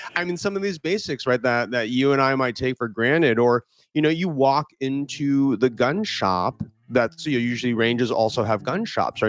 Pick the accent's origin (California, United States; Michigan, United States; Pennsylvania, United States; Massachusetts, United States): California, United States; I was born in California